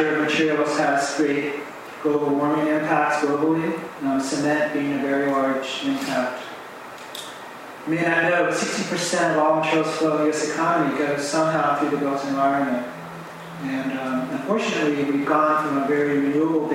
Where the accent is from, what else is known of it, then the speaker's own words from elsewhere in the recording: United States; I'm American